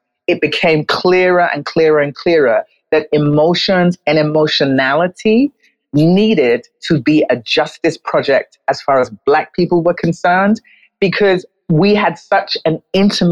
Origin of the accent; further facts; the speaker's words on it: London, United Kingdom; moved away as an adult; also born or lived in New York; now in Accra, Ghana; I was born in London, where I lived and worked as a journalist for a period of years. And then I moved to New York and lived and worked there as a journalist for 8 years before I moved to Accra